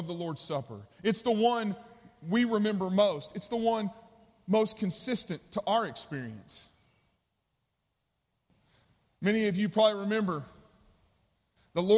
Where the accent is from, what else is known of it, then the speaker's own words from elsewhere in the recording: East Texas, United States; the church I grew up in East Texas